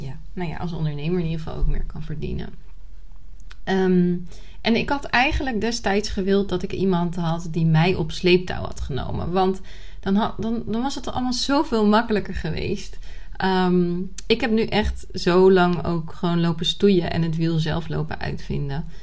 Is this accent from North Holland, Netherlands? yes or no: yes; Nieuw-Vennep, North Holland, Netherlands; moved away as an adult; also born or lived in Córdoba, Spain; now in Málaga, Spain; ik ben opgegroeid in Nieuw-Vennep. Dat is in de buurt van Amsterdam, hè, de Haarlemmermeer